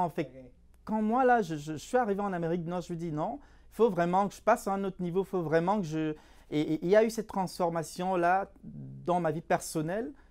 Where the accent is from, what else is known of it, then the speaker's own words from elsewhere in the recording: Cameroon; moved away as an adult; now in Canada; je suis d'origine euh, africaine, plus précisément, je viens du Cameroun. J'ai émigré au, Canada il y a, en, 2015. Ça, fait, ça va faire trois ans, un mois que je suis au Canada.